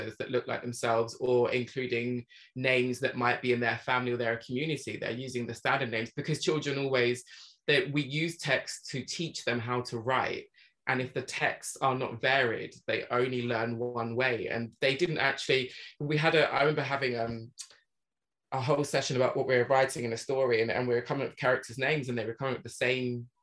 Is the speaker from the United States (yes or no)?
no; England, United Kingdom; growing up in England, we only really learn about the British Empire